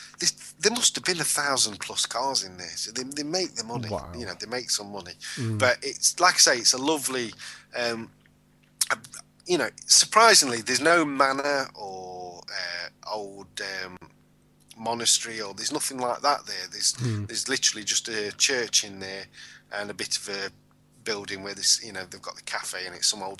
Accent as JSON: {"language": "English", "country": "United Kingdom", "said": "Which, as a British national, I thought we part owned that."}